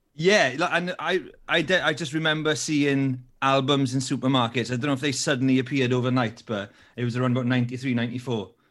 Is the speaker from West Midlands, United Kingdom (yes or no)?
no; Wales, United Kingdom; I'm Welsh